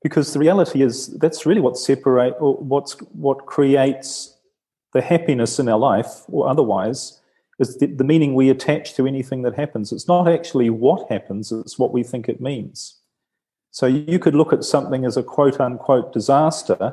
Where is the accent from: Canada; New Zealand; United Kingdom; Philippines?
New Zealand; now in Italy; I'm from New Zealand